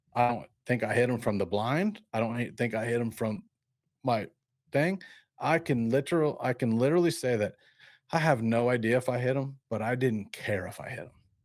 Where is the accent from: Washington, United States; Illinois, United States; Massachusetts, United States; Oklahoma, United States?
Illinois, United States; Peoria; also born or lived in Barton, Illinois; I grew up in Peoria, Illinois, and Barton